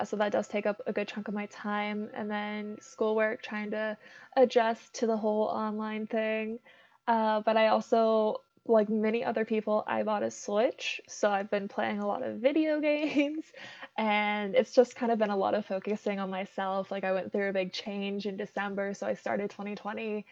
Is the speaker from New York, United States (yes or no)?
no; Pittsburgh area, Pennsylvania, United States; moved away as an adult; also born or lived in Ohio; now in Las Vegas, United States; raised in Pennsylvania, lived there for 17 years.